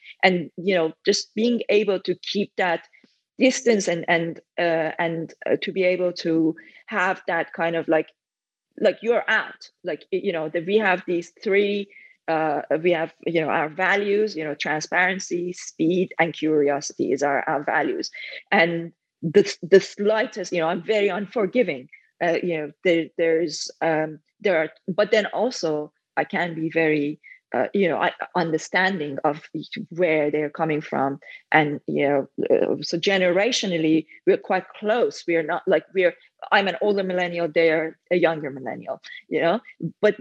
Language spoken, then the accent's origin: English; Iran; English is a second language; moved away as an adult; now in United Kingdom; I came to the UK when I was 23. So I was already an adult and I started learning English around when I was 10. By the time I was 14, I was able to read books, but I learned most of my English through reading because I lived back in Iran at that time.